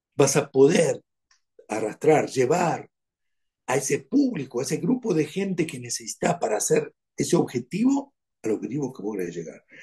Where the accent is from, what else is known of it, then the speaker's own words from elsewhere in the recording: Argentina; Soy argentino.